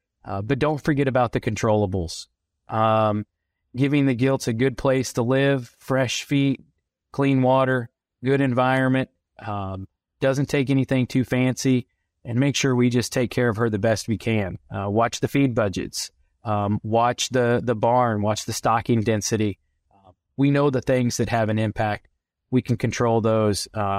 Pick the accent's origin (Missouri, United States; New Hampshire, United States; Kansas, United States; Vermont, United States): Kansas, United States; I grew up in South Central Kansas, just south of Wichita, the grandson of a veterinarian who started one of the first feedlots in Kansas, and was really raised more with a cattle background.